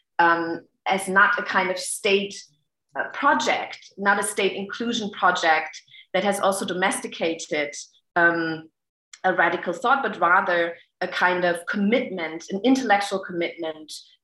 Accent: Germany; growing up in Germany

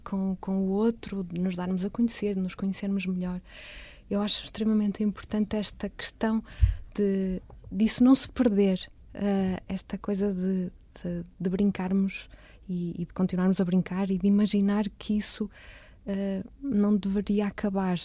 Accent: Matosinhos, Norte, Portugal; also born or lived in Porto; eu nasci no Porto, portanto eu sou completamente uh, cidade

